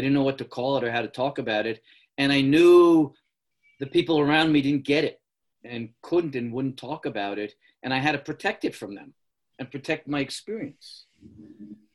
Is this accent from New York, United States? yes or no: yes; New York City, New York, United States; I was born in the Bronx in 1951.